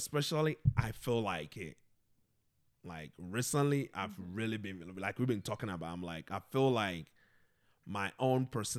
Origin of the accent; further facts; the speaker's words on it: Ghana; I think since I came from Ghana, literally every month, something something comes up.